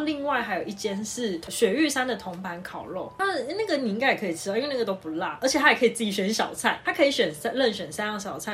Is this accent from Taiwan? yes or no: yes; Tainan, Taiwan; 因为我们是台南人